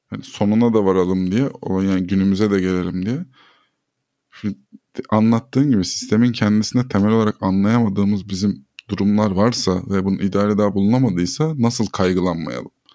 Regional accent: Turkey; ben bir Türkiye vatandaşıyım

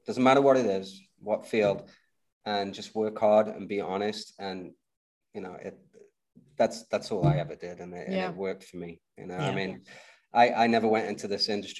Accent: United Kingdom; And I'm British

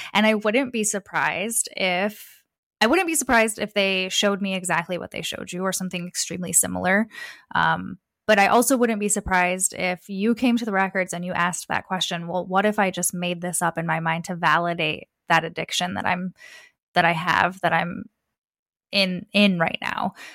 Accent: Detroit, Michigan, United States; I was born in Metro Detroit, so Southeast Michigan. I was born and raised there

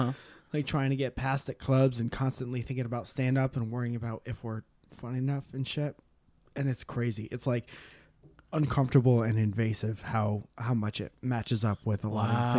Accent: East Coast, United States; now in Los Angeles, United States

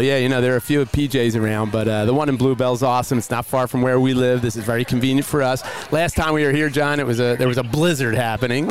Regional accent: Philadelphia, Pennsylvania, United States; for us growing up in Philly

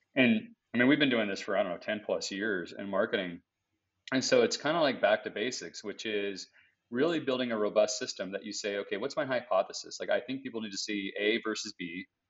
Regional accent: United States; as an American shopper

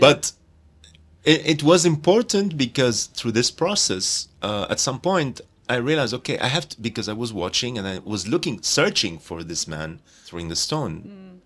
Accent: Jaffa, Tel Aviv District, Israel; Jaffa, my hometown

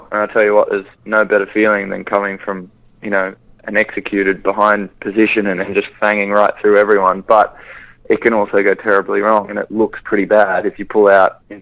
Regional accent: Australia; being an Australian Winter Olympian

